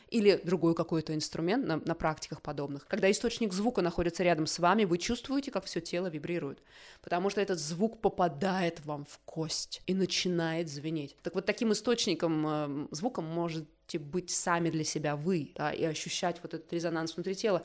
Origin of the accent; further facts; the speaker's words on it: Zelenogorsk, Krasnoyarsk Krai, Russia; moved away; Я из Красноярска, из маленького атомного закрытого города Зеленогорска, Красноярского края, в тайге выросла